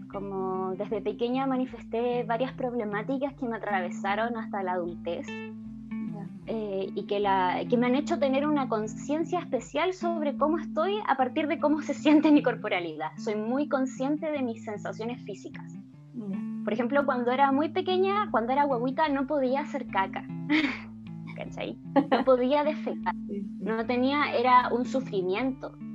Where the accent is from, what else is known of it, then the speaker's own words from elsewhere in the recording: Illapel, Coquimbo, Chile; born there; now in Santiago, Chile; volví al pueblo donde yo nací, de donde también es como todas mis antepasados son desde ese lugar que es Illapel, que está en la cuarta región.